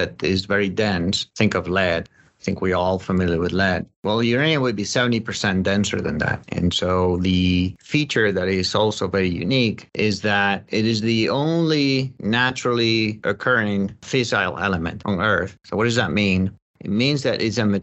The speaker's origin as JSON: {"language": "English", "country": "Spain", "tie": "born or raised there", "also_born_or_lived": "Colorado", "moved": "yes", "said": "I'm from Spain. That's where I grew up."}